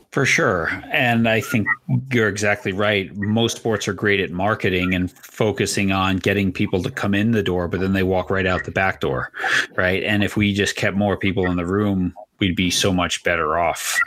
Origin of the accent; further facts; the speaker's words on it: New York, United States; I was a multi sport athlete growing up in New York